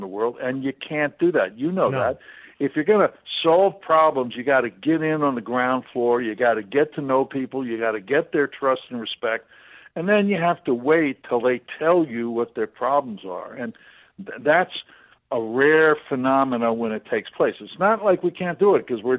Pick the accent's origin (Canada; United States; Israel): United States; Lake Forest, Illinois; also born or lived in Evanston; I was born in Lake Forest, but I'm not a wealthy person by birth. My parents were both professors at Lake Forest College, and I was born at Evanston Hospital, and we lived in a dormitory room